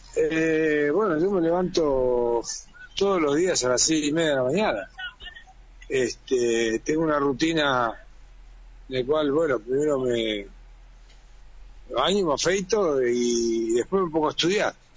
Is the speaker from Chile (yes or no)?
no; Argentina